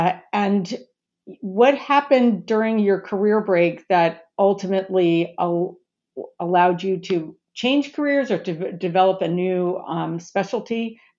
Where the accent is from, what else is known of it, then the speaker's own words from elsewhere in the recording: Long Beach, California, United States; Long Beach, California, my hometown